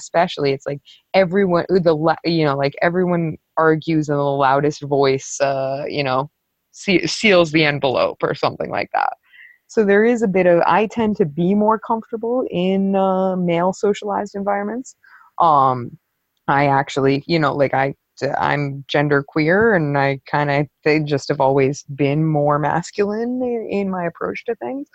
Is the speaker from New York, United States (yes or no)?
yes; New York, United States; now in Western Canada; I grew up right outside of New York City and I am in Western Canada